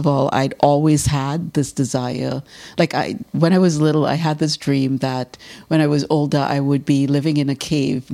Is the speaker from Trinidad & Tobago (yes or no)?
yes; Trinidad & Tobago; moved away as an adult; now in Toronto, Canada; I'm from Trinidad. And I started doing art in Trinidad